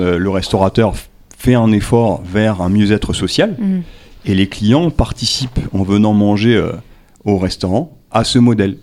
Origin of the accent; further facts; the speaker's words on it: New Caledonia; also born or lived in Tahiti; je suis né à Tahiti, je suis calédonien, j'ai grandi ici.